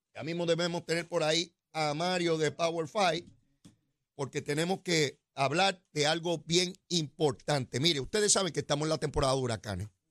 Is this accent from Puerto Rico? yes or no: yes; Puerto Rico; yo soy de Puerto Rico